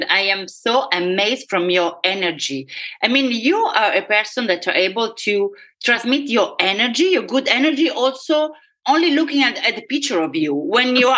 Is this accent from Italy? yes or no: yes; Rome, Lazio, Italy; English is a second language; moved away; I was born in Rome